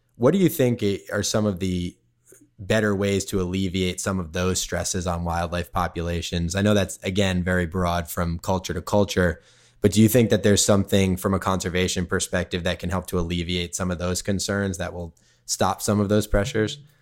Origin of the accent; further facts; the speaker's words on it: Cape Cod, Massachusetts, United States; also born or lived in Silver Lake, Los Angeles; now in Los Angeles, United States; I grew up on Cape Cod, in, in Mass